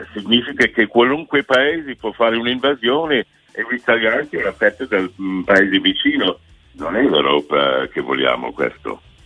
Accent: United States; Italian is a second language; now in Italy; sono americano

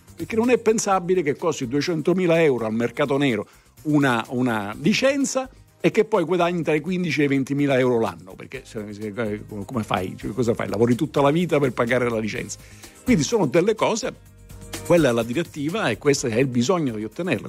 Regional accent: Sicily, Italy; moved away; sono siciliano anche io, non sono stato costretto a emigrare

